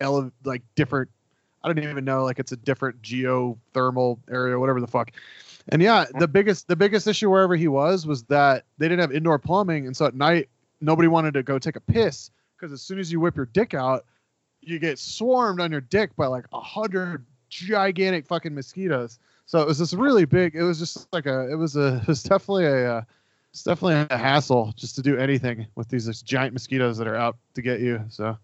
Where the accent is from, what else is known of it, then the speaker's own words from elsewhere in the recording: Florida, United States; My family's from Russia. And my dad was telling me, cause we both, you know, I grew up in Florida